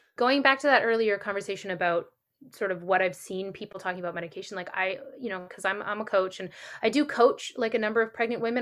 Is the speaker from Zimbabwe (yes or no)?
no; Canada; I'm Canadian